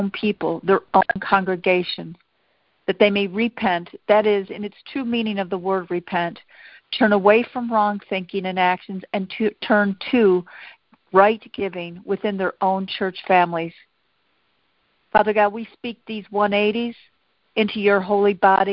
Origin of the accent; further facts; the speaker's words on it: United States; being American